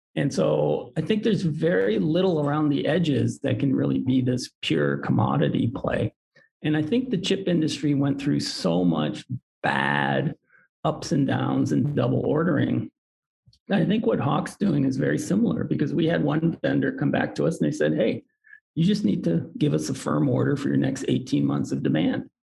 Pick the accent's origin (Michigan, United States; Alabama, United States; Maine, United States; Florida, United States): Michigan, United States; Detroit; I was born in Detroit, so there's there's auto industry in my blood